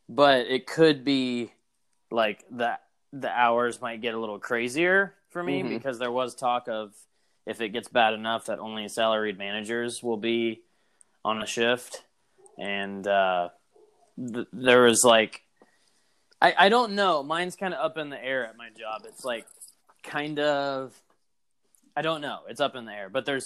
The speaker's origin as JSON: {"language": "English", "country": "United States", "said": "I'm an American"}